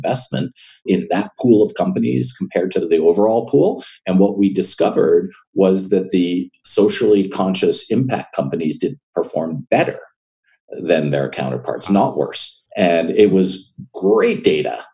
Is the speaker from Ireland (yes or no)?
no; Montreal, Quebec, Canada; moved away as an adult; now in United States; I'm born and raised in Montreal, Canada, and I left when I was about 25